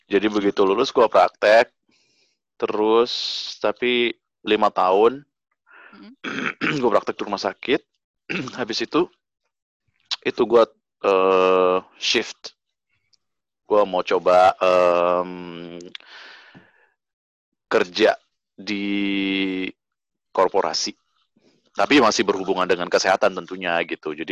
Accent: North Sumatra, Indonesia; gue berasal dari Sumatera Utara gue Batak anak kedua dari enam bersaudara

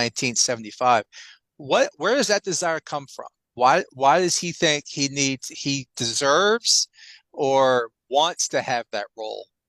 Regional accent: Virginia, United States; I am from Virginia.

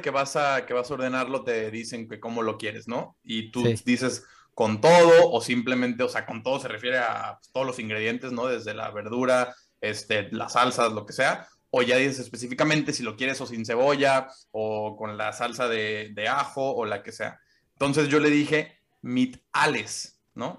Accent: Mexico; moved away as an adult; now in Germany; De México.

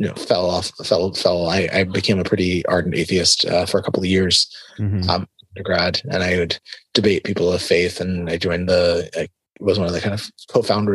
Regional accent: South Florida, United States; also born or lived in Tel Aviv, Israel; We moved to the U.S. when I was pretty young. I was 3 and a half when we moved to Florida, and I grew up in Florida, in South Florida

